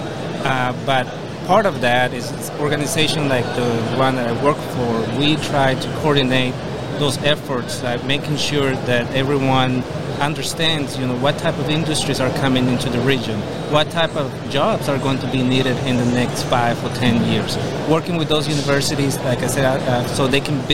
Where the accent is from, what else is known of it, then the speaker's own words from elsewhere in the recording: Costa Rica; moved away as an adult; now in Charlotte, United States; I'm originally from Costa Rica, but I moved to the U.S. 10 years ago, actually to the Charlotte region for my MBA